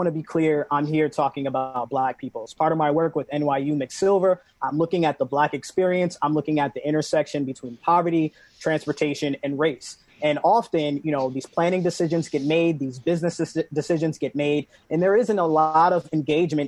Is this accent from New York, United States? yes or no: yes; New York City, New York, United States; moved away; also born or lived in Washington, D.C.; growing up in New York City